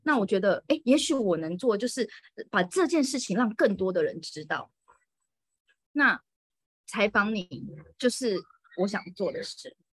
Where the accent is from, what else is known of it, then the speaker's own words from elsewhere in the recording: Taiwan; moved away as an adult; also born or lived in Moscow, Russia; now in Reyhanlı, Turkey; 我嗯。就从小到大都是在台湾长大的